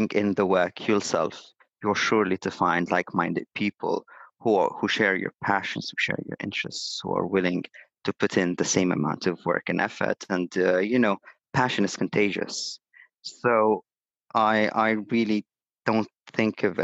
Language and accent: English; Abu Dhabi, United Arab Emirates; now in Dubai, United Arab Emirates; I'm Syrian, but I was born in Abu Dhabi, studied law, economy, and management at the University of Paris Sorbonne Abu Dhabi